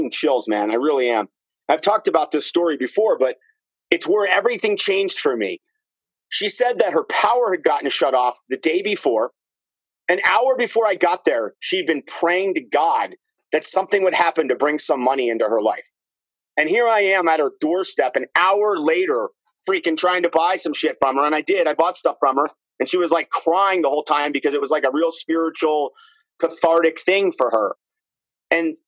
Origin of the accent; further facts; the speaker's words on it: Princeton, New Jersey, United States; I grew up in Princeton.